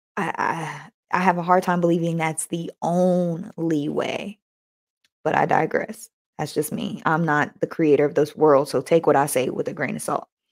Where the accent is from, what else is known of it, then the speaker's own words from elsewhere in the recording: United States; I was born in America